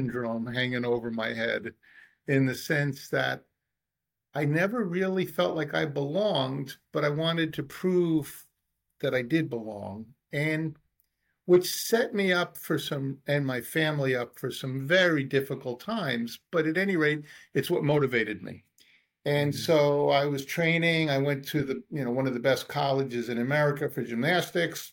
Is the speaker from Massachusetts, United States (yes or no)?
no; New York City, New York, United States; I was born in the Bronx